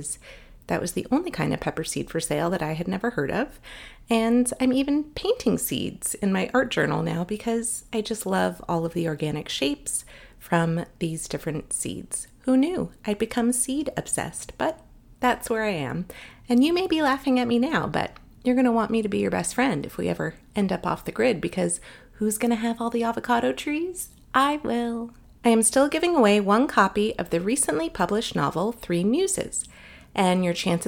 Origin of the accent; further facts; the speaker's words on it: Los Angeles, California, United States; I was born and raised in Los Angeles